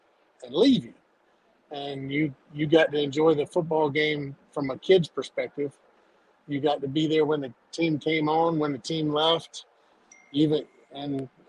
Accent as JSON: {"language": "English", "town": "Greenville", "region": "North Carolina", "country": "United States", "tie": "born or raised there", "said": "I grew up in Greenville from age 2 on to graduating from Greenville Rose."}